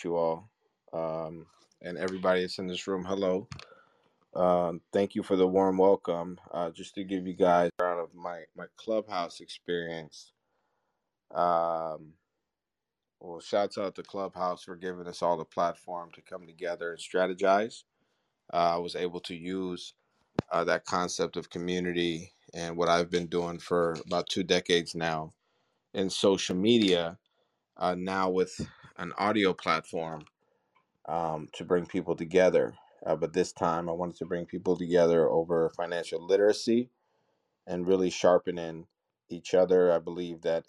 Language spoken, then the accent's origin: English; United States; growing up in America